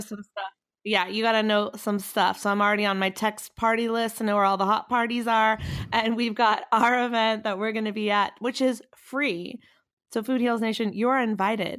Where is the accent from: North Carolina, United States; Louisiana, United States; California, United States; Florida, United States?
North Carolina, United States; North Carolina, my home state